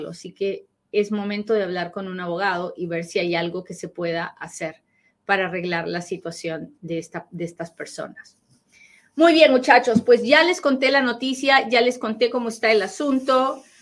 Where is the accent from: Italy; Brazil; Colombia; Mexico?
Mexico; Monterrey, Nuevo León; Tenemos 22 años casados, yo tampoco soy ciudadana, soy de Monterrey.